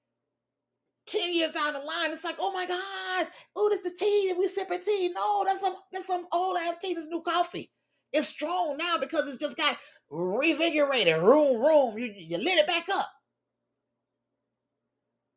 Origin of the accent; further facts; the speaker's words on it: Miami, Florida, United States; we grew up hearing in Miami